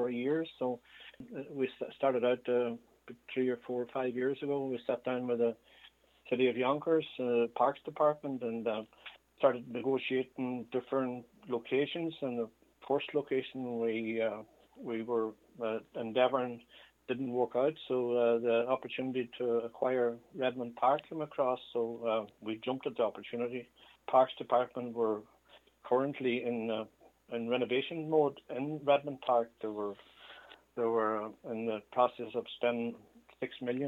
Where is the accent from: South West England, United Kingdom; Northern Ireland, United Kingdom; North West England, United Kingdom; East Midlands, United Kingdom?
Northern Ireland, United Kingdom; County Tyrone; now in New York, United States; I come from County Tyrone, over in the west side of County Tyrone, called Ahiarn.